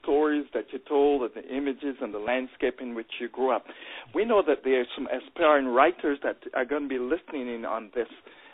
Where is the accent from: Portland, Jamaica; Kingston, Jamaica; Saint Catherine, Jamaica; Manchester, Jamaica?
Saint Catherine, Jamaica; moved away; I came from St. Catherine, and I know the Rolling Hills